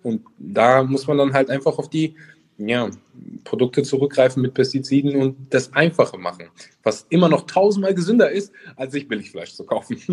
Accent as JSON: {"language": "German", "town": "Cologne", "region": "North Rhine-Westphalia", "country": "Germany", "said": "Ich komme nämlich auch aus Köln"}